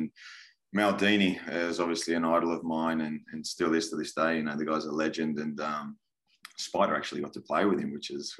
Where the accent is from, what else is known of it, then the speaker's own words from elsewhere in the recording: Sydney, New South Wales, Australia; coming from an Italian background as well, my dad's Italian, so I loved it. I loved it, and growing up in Sydney